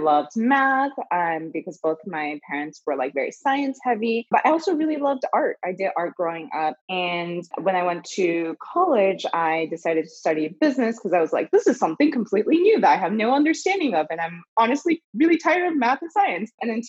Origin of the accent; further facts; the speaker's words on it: California, United States; also born or lived in Philippines / China / Japan; So I was born in the Philippines. My parents are Chinese. So lived in China for 2 years, Japan for 6 years. And then I moved to the US when I was 10. Settled in Southern California